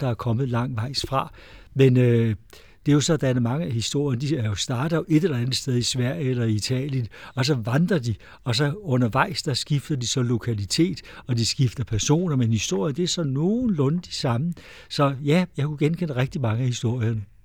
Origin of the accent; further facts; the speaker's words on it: Amager, Capital Region of Denmark, Denmark; now in Lejre area, Denmark; Jeg er vokset op på Amager, og jeg har boet her på egnen nu i 50 år